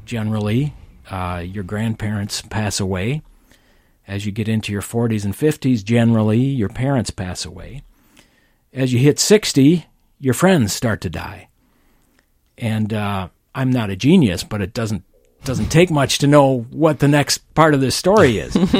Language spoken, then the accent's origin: English; St. Paul, Minnesota, United States; he hired me here in St. Paul, which is my hometown